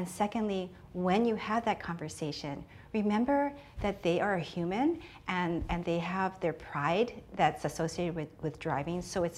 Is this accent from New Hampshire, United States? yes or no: no; Oahu, Hawaii, United States; I am from Oahu.